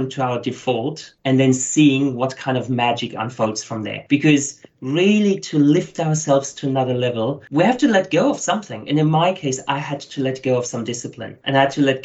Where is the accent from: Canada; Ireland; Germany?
Germany; now in Australia; As you hear from my accent, I'm not originally Australian. So my background is German. Lots of people might have thought I'm South African, but coming from Germany.